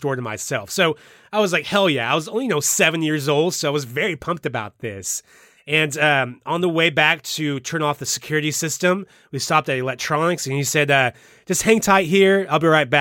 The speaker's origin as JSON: {"language": "English", "town": "Brookfield", "country": "United States", "tie": "born or raised there", "said": "my hometown of Brookfield"}